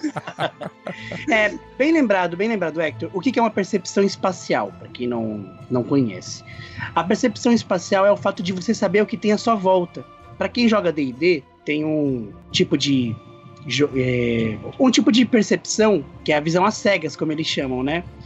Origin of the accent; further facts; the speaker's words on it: São Paulo, Brazil; Eu sou de São Paulo